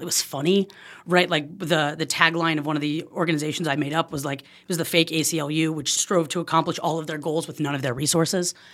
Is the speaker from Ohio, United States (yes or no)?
no; Oakland, California, United States; moved away as an adult; now in Silver Lake, Los Angeles, United States; I'm originally from Oakland